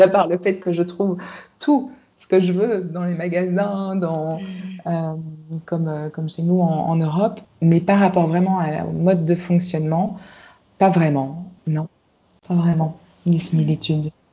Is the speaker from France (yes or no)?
no; Brussels, Brussels-Capital Region, Belgium; moved away as an adult; now in Singapore; je suis née à Bruxelles, donc en Belgique, où j'ai grandi avec mes frères et mes sœurs